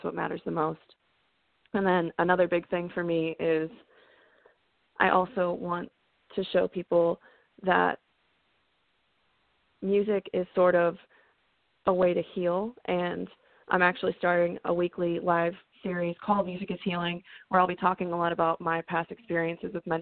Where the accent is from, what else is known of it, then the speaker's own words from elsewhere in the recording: New England, United States; I grew up in New England and I was singing country music